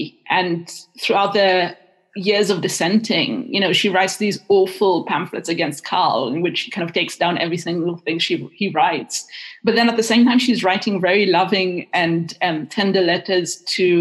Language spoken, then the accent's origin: English; Israel; moved away; I'm half Israeli, half Welsh, and I was raised in Israel